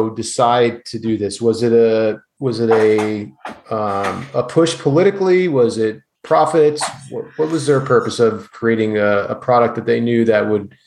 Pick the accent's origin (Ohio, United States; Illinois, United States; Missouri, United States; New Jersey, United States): New Jersey, United States; I remember growing up as a kid, I grew up in New Jersey